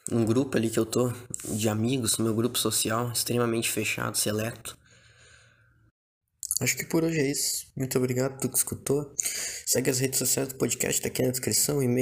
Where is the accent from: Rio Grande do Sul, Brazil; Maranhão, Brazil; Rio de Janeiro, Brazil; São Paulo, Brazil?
Rio Grande do Sul, Brazil; Porto Alegre; Eu sou de Porto Alegre, uma cidade muito foda. Porto Alegre é do caralho.